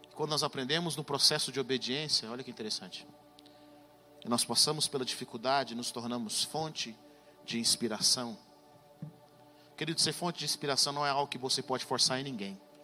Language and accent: Portuguese; Brazil; moved away as an adult; now in United States; nós crescemos no Brasil